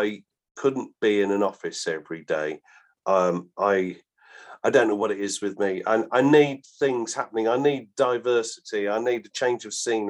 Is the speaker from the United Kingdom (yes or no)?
yes; Balsall Common, West Midlands, United Kingdom; where I was brought up in Borstal Common, the nearest big factory was Coventry Massey Ferguson